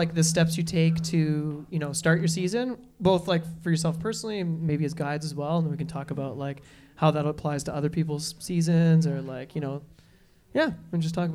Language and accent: English; Ottawa, Ontario, Canada; Mitch and I are from Ottawa.